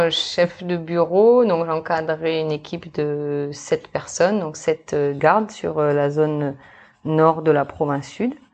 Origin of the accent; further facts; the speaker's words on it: New Caledonia; also born or lived in Australia; je suis née en Australie, mm-hmm. donc euh, il y a de cela maintenant 34 ans, d'un papa australien et d'une maman métro. Et euh, après euh, quelques années euh, passées en Australie, eh ben, on est venu s'installer en Nouvelle-Calédonie, donc euh, en 1990.